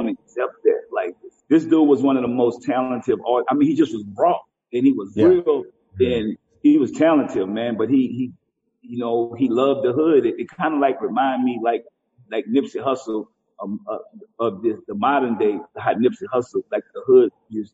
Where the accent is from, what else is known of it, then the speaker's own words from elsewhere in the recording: New Orleans, Louisiana, United States; if they from New Orleans and they from where I'm from